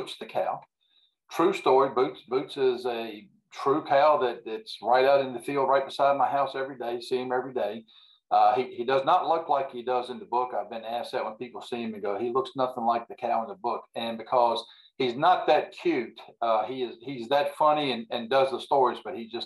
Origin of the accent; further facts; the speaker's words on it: Central Virginia, United States; born and raised in Central Virginia here.